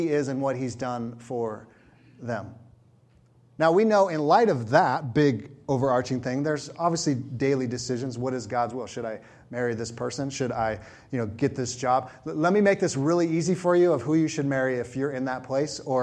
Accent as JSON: {"language": "English", "region": "California", "country": "United States", "said": "I was from California"}